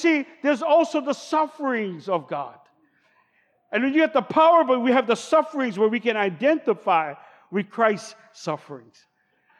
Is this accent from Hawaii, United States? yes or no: yes; Honolulu, Hawaii, United States; I grew up in Kalihi